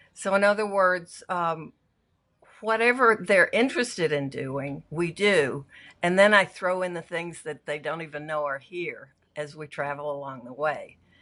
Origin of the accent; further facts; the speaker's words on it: Arkansas, United States; also born or lived in San Francisco; now in Los Angeles, United States; I grew up in a little farming town in Arkansas